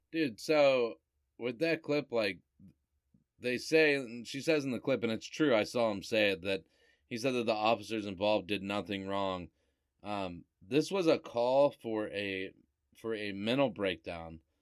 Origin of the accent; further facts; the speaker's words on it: Cuyahoga Falls, Ohio, United States; I grew up in Cuyahoga Falls, where like anytime you went to a party in high school, the cops came